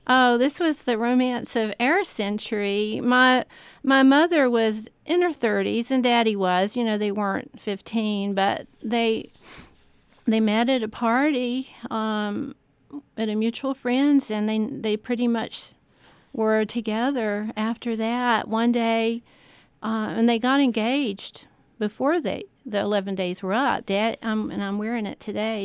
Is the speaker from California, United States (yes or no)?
no; Columbia, South Carolina, United States; I, I grew up in part In North Carolina, there was a, uh, mid, the middle years, age maybe five to ten, I lived in North Carolina on the coast, and we went back to South Carolina